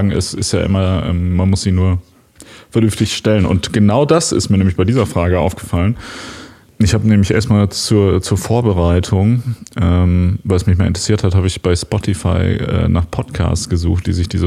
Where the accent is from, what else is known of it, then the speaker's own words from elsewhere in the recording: North Rhine-Westphalia, Germany; eine Kleinstadt, die an Wuppertal grenzt quasi. Genau. Und da, wo ich aufgewachsen bin, ist so vielleicht so ein Kilometer von der Wuppertaler Grenze entfernt.